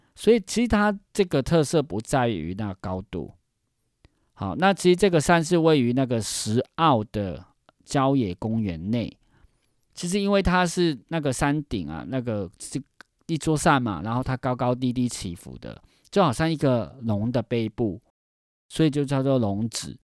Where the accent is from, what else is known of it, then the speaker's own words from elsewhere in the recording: Hong Kong; now in Taiwan; 因为我是一个香港人，所以就，我觉得我来讲香港是最适合的一个人吧